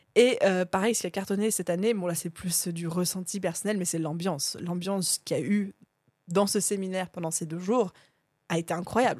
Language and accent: French; France; on est, pour la plupart d'entre nous, on est français